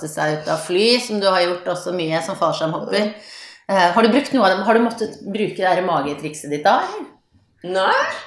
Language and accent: Norwegian; Voss, Vestland, Norway; på min dialekt, så har jeg samme heimbygd som deg. Vi er nå i vår begges eh, heimbygd Voss.